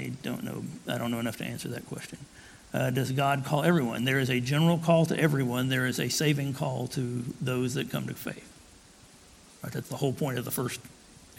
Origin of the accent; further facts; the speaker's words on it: Tullahoma, Tennessee, United States; I grew up in Tullahoma, Tennessee, about halfway between Chattanooga and Nashville